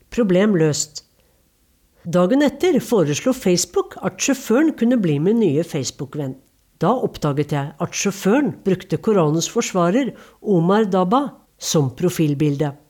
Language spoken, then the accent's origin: Norwegian; Norway; Nå kan jeg vel si at jeg er fra Norge, sa jeg til Imran, for filmfolk er jo liberale.